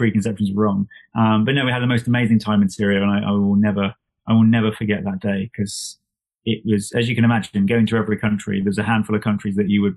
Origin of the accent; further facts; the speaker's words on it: England, United Kingdom; this nutter from England